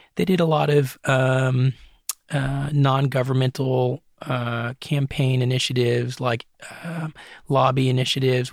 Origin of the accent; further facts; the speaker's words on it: Hancock County, East Tennessee, United States; also born or lived in Los Angeles area, California; growing up in Hancock County